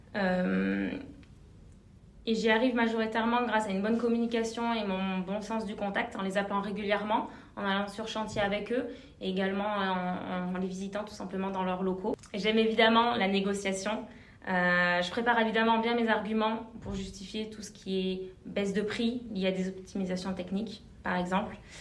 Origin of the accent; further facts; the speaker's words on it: Clermont-Ferrand, Auvergne-Rhône-Alpes, France; moved away as an adult; also born or lived in Bordeaux; j'ai grandi à Clermont-Ferrand en Auvergne